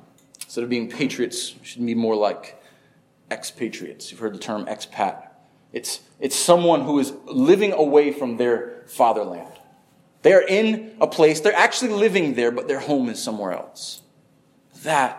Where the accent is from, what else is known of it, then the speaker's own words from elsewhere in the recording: upstate New York, United States; now in Florida, United States; I grew up in upstate New York